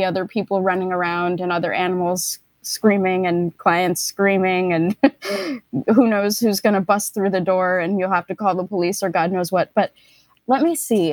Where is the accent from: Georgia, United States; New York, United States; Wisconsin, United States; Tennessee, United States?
New York, United States; New York City; I grew up in New York City